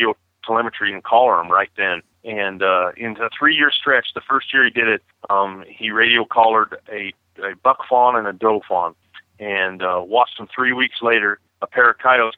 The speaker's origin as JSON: {"language": "English", "town": "Springville", "region": "Utah", "country": "United States", "tie": "born or raised there", "said": "from Springville, Utah, and born and raised in Utah."}